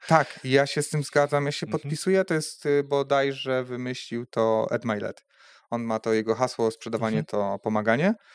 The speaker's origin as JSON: {"language": "Polish", "country": "Poland", "moved": "as an adult", "lives_now": "Rzeszów, Poland", "said": "firma była na początku w Drzeńsku, e, skąd pochodzę."}